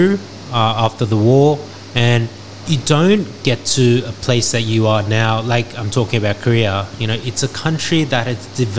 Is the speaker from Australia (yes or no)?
yes; Australia; I grew up in Australia